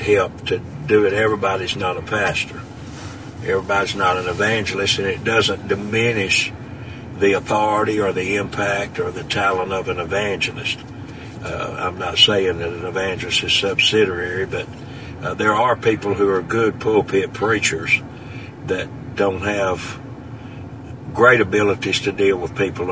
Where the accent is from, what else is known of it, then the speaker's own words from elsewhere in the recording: Stuttgart, Arkansas, United States; also born or lived in St. Charles, Arkansas / Beebe, Arkansas; I received the Holy Ghost May the 1st, 1961, in Stuttgart, Arkansas, at the age of 12